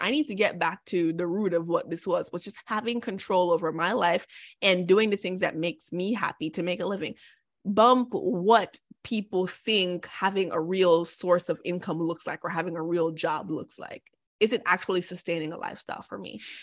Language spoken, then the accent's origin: English; Jamaica; born or raised there; moved away as an adult; now in United States